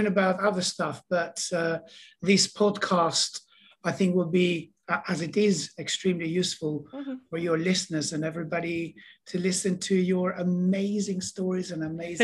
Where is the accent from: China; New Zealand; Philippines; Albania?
Albania; Tirana, Tirana County; English is a second language; moved away as an adult; also born or lived in Spain; now in London, United Kingdom; I was born in Tirana